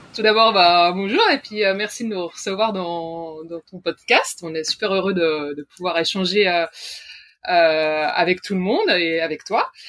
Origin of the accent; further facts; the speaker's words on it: Switzerland; je suis suissesse